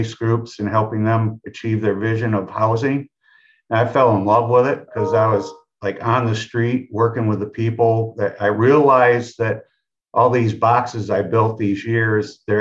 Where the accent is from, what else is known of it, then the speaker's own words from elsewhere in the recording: Kalamazoo, Michigan, United States; also born or lived in Lansing, Michigan; my hometown of Kalamazoo